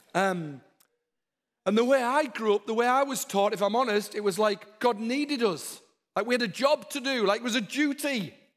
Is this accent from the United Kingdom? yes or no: yes; the north of England, United Kingdom; now in Texas, United States; My accent's not very Downton Abbey. I come from the north of England. We're a bit different up there